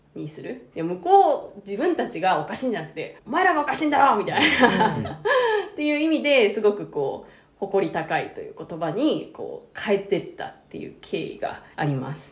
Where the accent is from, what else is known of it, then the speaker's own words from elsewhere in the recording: Japan; 私は日本に生まれて日本語を主に使ってる